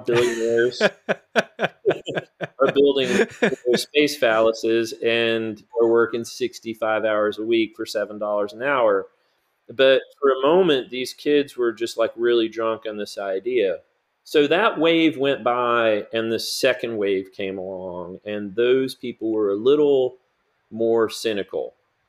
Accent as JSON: {"language": "English", "town": "Chapel Hill", "region": "North Carolina", "country": "United States", "tie": "born or raised there", "said": "I grew up in Chapel Hill in the 1990s"}